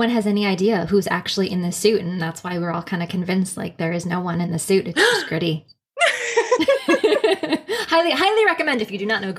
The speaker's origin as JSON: {"language": "English", "town": "Philadelphia", "region": "Pennsylvania", "country": "United States"}